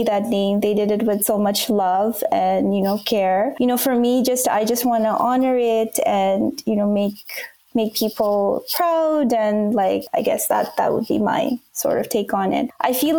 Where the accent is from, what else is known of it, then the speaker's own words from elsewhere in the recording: Bangladesh; first language Bangla; English is a second language; So I grew up in Bangladesh, and Bangla is like it's a language that's spoken there.